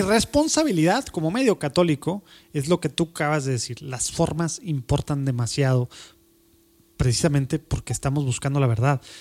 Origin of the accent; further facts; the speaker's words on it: Mexico; en México tenemos